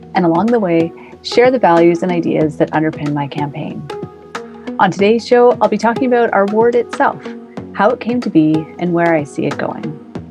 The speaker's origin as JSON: {"language": "English", "town": "Edmonton", "region": "Alberta", "country": "Canada", "tie": "born or raised there", "said": "I grew up in the West End of Edmonton"}